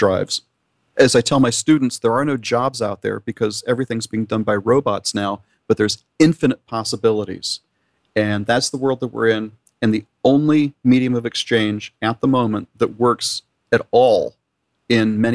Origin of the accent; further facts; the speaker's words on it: Miami, Florida, United States; I'm from Miami. I was born in Miami. I live in the Miami area.